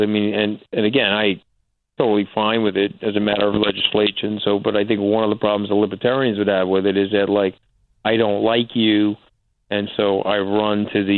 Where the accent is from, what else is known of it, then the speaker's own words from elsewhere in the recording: New York, United States; I'm a New Yorker